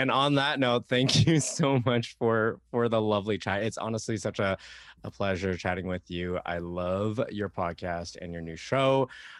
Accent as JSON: {"language": "English", "town": "Toronto", "region": "Ontario", "country": "Canada", "said": "No, I'm from Toronto."}